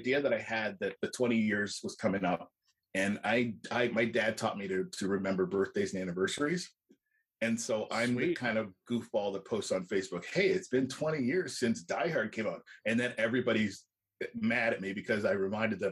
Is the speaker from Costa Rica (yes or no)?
no; Canada; I'm Canadian